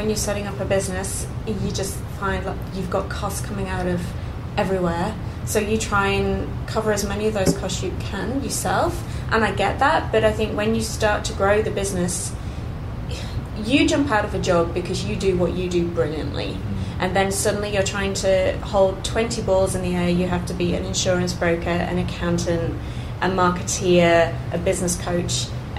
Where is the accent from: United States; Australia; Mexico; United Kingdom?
United Kingdom; England; I think my plan B, when I came over here from England, my plan B was, what if I can't be an accountant?